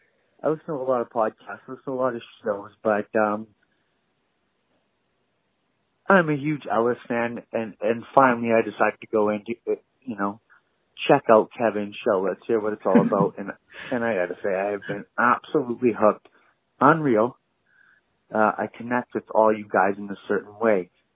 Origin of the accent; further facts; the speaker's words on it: Canada; I'm Canadian.